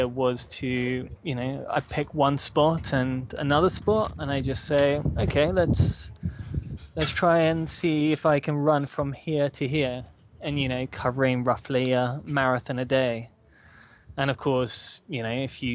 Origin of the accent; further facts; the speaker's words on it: United Kingdom; I'm from Britain